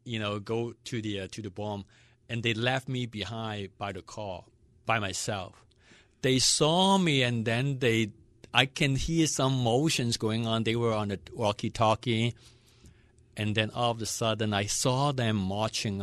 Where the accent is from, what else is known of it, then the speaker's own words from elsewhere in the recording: Hong Kong; also born or lived in Western Pennsylvania; now in Pittsburgh, United States; I was born in Hong Kong. Long time ago